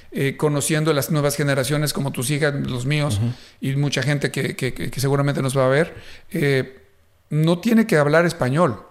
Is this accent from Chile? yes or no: no; Mexico; now in Dallas-Fort Worth, United States; siendo yo mexicano